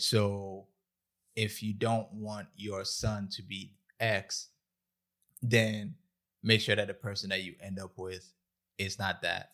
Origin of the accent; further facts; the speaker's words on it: Ghana; I'm Ghanaian